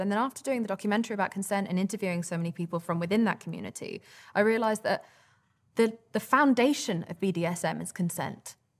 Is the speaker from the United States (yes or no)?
no; England, United Kingdom; we were brought up in England